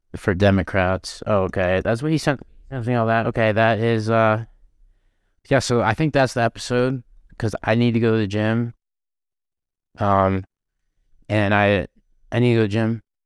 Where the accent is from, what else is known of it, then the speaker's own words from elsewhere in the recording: Florida, United States; I'm from Florida